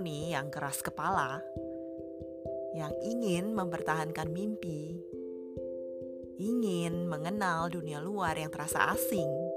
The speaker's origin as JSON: {"language": "Indonesian", "country": "Indonesia", "also_born_or_lived": "Jakarta / Kalimantan", "moved": "as an adult", "lives_now": "Sweden"}